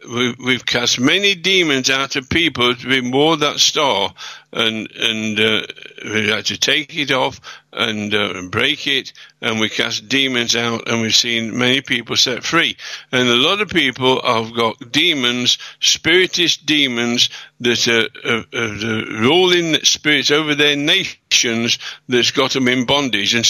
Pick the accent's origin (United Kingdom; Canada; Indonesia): United Kingdom; England; I'm a British citizen